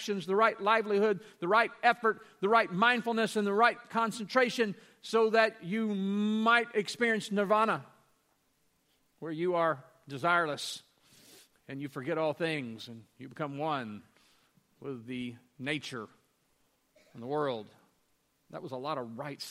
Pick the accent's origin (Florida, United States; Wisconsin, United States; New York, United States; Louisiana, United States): Louisiana, United States; I'm from Louisiana